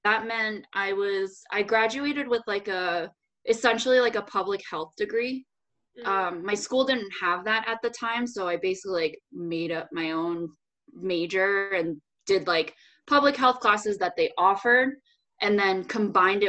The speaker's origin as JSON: {"language": "English", "town": "Rochester", "region": "New York", "country": "United States", "tie": "born or raised there", "said": "I was born in New York City, and then I moved to Rochester when I was like 5-ish."}